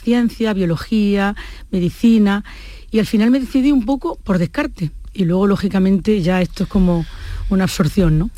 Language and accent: Spanish; Córdoba, Andalusia, Spain; also born or lived in Jaén; yo me vine muy pequeña a Córdoba